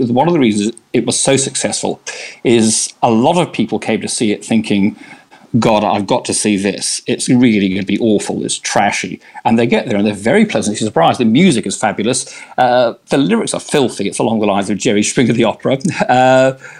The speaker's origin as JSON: {"language": "English", "country": "Australia", "moved": "as an adult", "lives_now": "London, United Kingdom", "said": "I was originally from Australia and I worked in theatre there"}